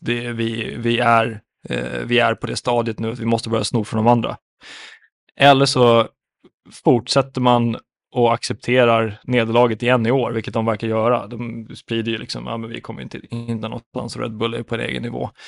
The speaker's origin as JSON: {"language": "Swedish", "country": "Finland", "said": "jag som finne"}